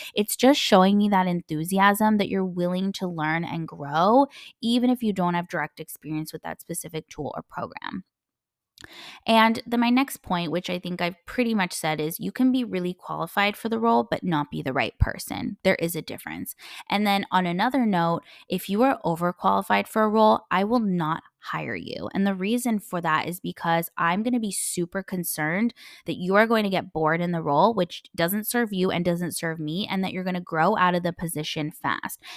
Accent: United States; first language English; moved away; I'm a native English speaker, I'm, you know, half American, I grew up in the States

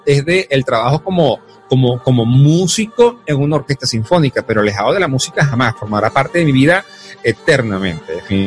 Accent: Venezuela; also born or lived in Caracas; me regresé a mi pueblo

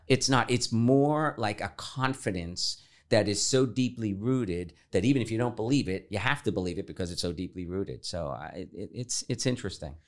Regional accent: New York City, New York, United States; moved away; also born or lived in Florida; when I was thirteen years old, uh, growing up in the Bronx, the oldest of five kids in, uh, in an Irish immigrant family

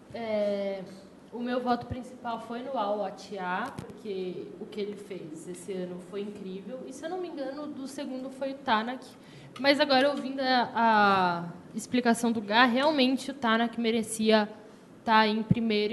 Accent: Brazil; sou brasileira com muito orgulho

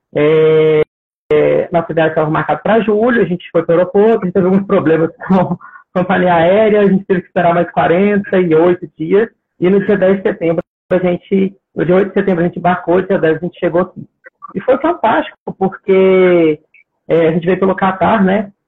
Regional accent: Minas Gerais, Brazil; moved away as an adult; now in Australia; Eu sou mineiro

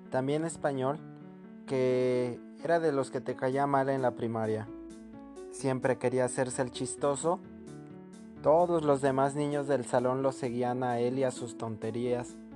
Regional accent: Mexico

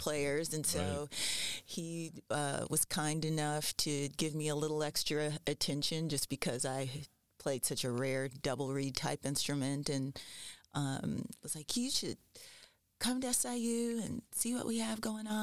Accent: Tamms, Illinois, United States; also born or lived in Los Angeles, California; I grew up in a small town that's about an hour south of here or so, Tams, Illinois.

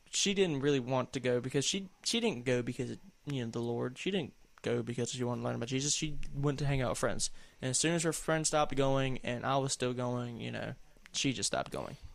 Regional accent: the South, United States; accent: southern; Oh, there's my southern accent sticking through.

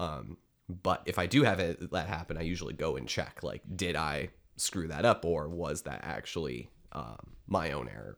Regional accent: Detroit, Michigan, United States; growing up in Metro Detroit

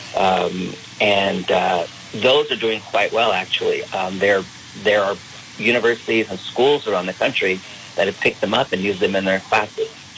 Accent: California, United States; moved away as an adult; also born or lived in Lubbock, Texas / Chicago, Illinois; now I'm back in my home state of California

